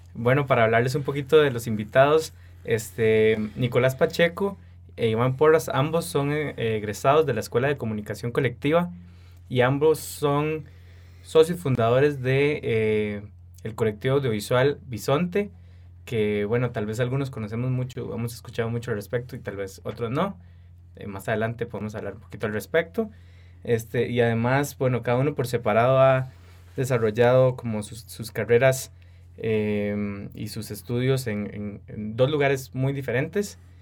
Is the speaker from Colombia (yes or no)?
no; Costa Rica; los productores audiovisuales ticos